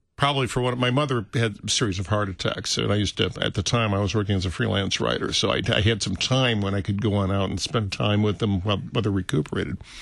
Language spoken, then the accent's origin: English; St. Louis, Missouri, United States; born or raised there; moved away; also born or lived in California